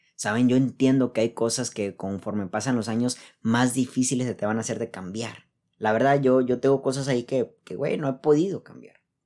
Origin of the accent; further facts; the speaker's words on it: Mexico; soy, soy mexicano, así dice la geografía